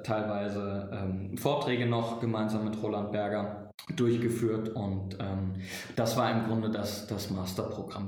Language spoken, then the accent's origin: German; Frankfurt, Hesse, Germany; moved away as an adult; also born or lived in Mannheim; ich komme gebürtig aus Frankfurt